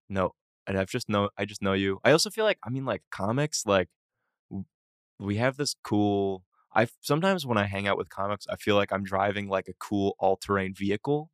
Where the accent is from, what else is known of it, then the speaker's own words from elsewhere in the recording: Boston, Massachusetts, United States; I grew up, uh, in Boston